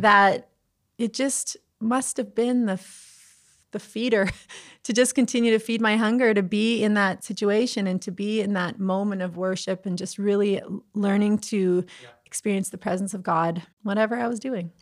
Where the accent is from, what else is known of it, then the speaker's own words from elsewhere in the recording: the Prairies, Canada; I am a prairie girl at heart